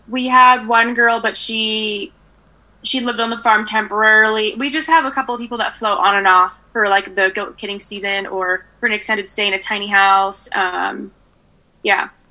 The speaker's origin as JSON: {"language": "English", "town": "Danville", "region": "California", "country": "United States", "tie": "born or raised there", "said": "In the East Bay of the Bay Area"}